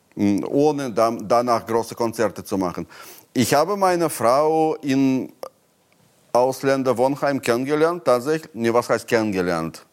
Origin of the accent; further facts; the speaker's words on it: Moscow, Russia; German is a second language; moved away as an adult; also born or lived in Berlin, Germany; now in Brandenburg, Germany; meine Heimat, die Sowjetunion